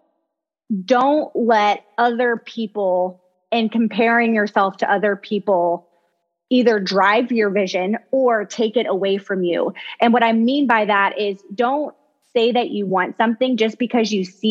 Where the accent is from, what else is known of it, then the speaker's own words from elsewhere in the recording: Kentucky, United States; I'm from Kentucky